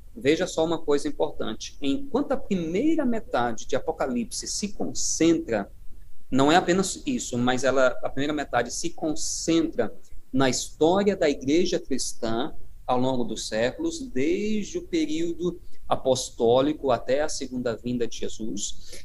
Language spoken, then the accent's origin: Portuguese; Paraíba, Brazil; moved away; eu sou da terra aí, né, do, uh, sou da Paraíba e uh, sou, a minha origem aí na, na, na União Nordeste